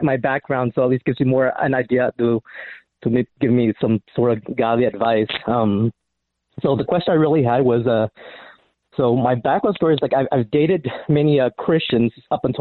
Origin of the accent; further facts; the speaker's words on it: Cambodia; moved away; the people back in my home country in Cambodia